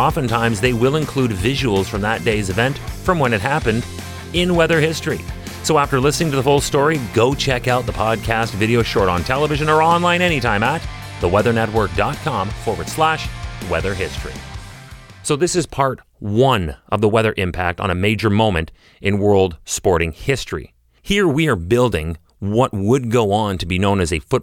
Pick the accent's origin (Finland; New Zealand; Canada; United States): Canada; I'm a Canadian